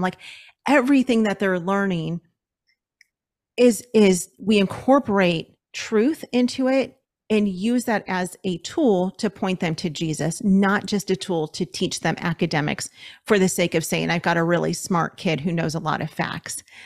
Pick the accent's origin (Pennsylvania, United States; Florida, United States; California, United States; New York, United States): California, United States; Los Angeles; moved away as an adult; we're from Los Angeles, so we lived in L A County